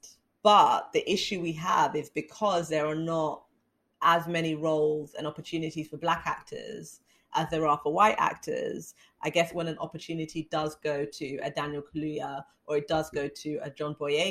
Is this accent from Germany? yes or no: no; United Kingdom; being Black British